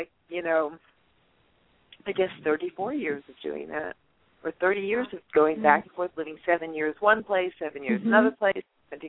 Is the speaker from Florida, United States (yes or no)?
yes; Miami, Florida, United States; I grew up in Miami